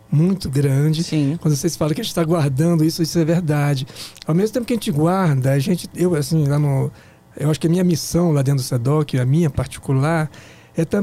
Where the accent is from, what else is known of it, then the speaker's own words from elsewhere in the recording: Brejo, Maranhão, Brazil; now in Brasília, Brazil; em 77. Eu vim do Maranhão. Uhum. sou de uma cidade chamada Brejo.